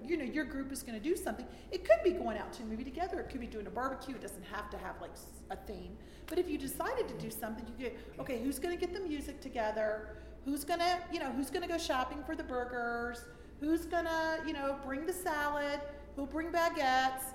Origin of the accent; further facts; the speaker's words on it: Florida, United States; moved away as an adult; now in Germany; I was raised in Florida